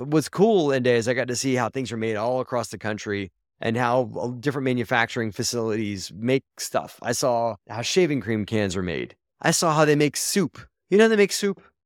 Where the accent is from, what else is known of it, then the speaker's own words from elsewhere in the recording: Baltimore, Maryland, United States; I grew up in Baltimore, Maryland, and I went to a magnet school called Baltimore